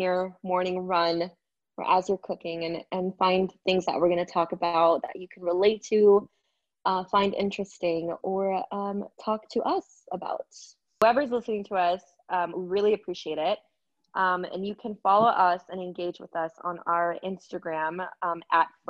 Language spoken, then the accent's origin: English; Arizona, United States; I'm from Arizona too. Been here all my life.